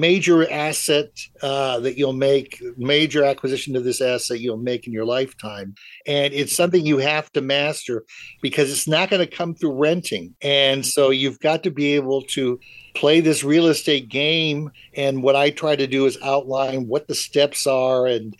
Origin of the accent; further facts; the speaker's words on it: Germany; now in United States; because I'm originally from Germany.